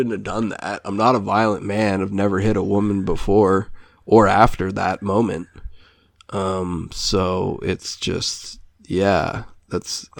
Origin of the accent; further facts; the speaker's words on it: United States; now in Canada; I grew up in the States